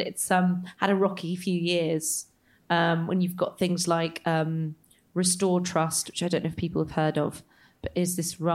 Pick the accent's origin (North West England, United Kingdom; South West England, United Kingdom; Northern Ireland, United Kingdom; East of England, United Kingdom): South West England, United Kingdom; Somerset; I grew up in Somerset and we used to go to Starhead the whole time.